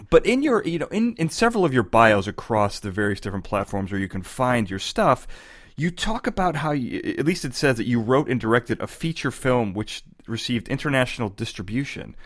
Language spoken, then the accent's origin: English; Chicago, Illinois, United States; now in California, United States; I'm from Chicago. I moved to California